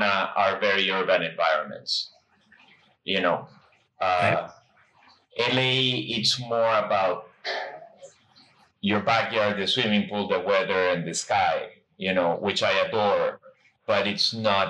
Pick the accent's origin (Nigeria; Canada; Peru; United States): Peru; moved away as an adult; I grew up in South America in Peru